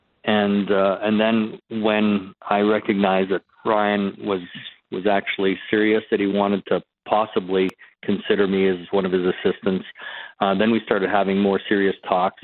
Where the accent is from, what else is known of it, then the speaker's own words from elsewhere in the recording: just south of Winnipeg, Manitoba, Canada; moved away; I am a Western Canadian person. You know, I grew up in Western. I grew up just south of Winnipeg.